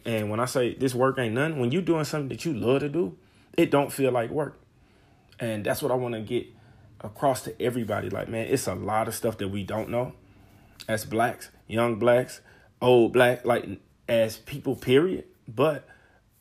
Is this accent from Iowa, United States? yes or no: no; St. Louis, Missouri, United States; I'm from St. Louis, Missouri, 26 years old